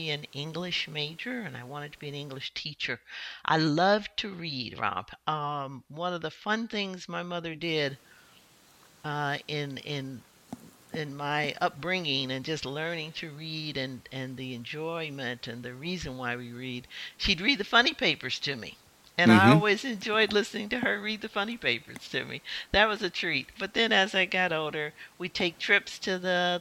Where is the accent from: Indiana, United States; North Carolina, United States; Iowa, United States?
Indiana, United States; Indianapolis; I grew up in Indianapolis, Indiana, Midwest girl